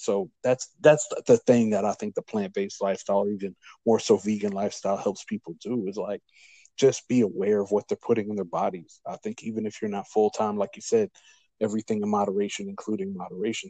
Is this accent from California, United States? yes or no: no; Louisiana, United States; I'm from Louisiana